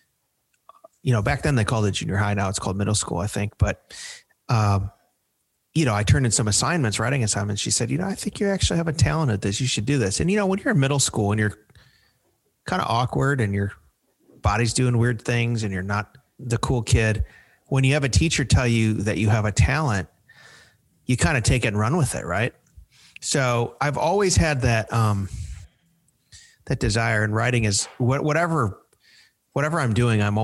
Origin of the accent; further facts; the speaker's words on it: Chicago, Illinois, United States; moved away as an adult; now in Nashville, United States; I grew up in the Chicago area. I've been in Nashville since 2013, but I'm a Chicagoan.